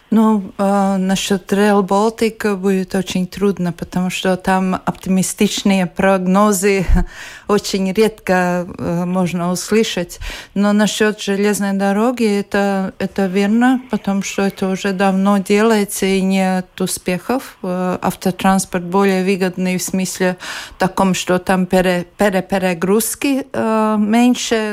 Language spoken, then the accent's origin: Russian; Latvia